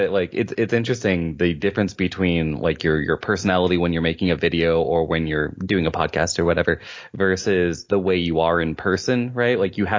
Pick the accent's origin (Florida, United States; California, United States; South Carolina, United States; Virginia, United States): Virginia, United States; Virginia Beach; also born or lived in Seattle; Okay, I'm from Virginia, which is on the east coast of the United States. I'm from Virginia Beach, but I've lived in Seattle the longest in my life.